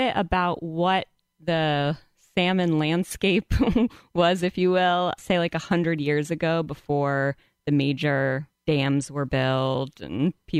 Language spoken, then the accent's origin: English; central Massachusetts, United States; now in Pacific Northwest, United States; So I'm from the East Coast. We don't have salmon that I'm aware of in central Massachusetts.